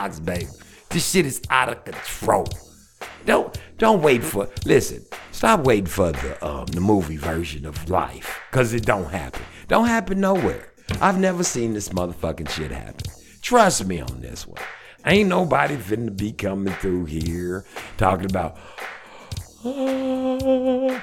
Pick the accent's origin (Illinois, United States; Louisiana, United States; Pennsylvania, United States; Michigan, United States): Louisiana, United States; Shreveport; I'm from Shreveport